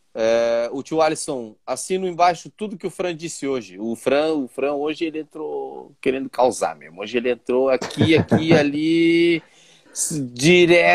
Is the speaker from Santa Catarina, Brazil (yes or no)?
yes; Itapema, Santa Catarina, Brazil; também sou de Itapema